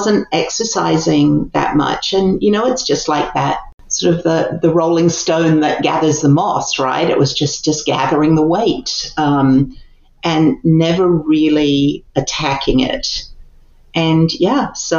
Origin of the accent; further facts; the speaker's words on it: Christchurch, Canterbury, New Zealand; moved away as an adult; also born or lived in England / Japan / Seoul, South Korea; now in United States; I was actually born in England and lived in England until I was 9. And then my family emigrated to New Zealand, which is really the place that I call home.